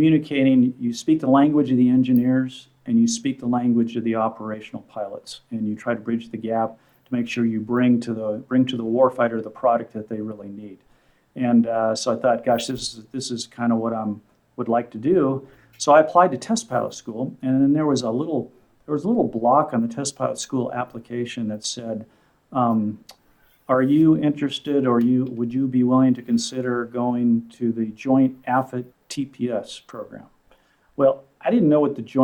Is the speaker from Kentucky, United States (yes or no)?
no; Southern California, United States; I grew up in Southern California